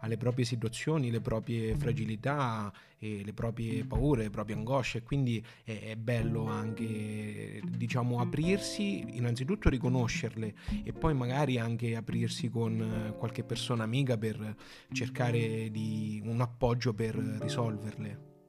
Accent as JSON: {"language": "Italian", "town": "Porto Sant'Elpidio", "region": "Marche", "country": "Italy", "said": "nella nostra Porto Sant'Elpidio"}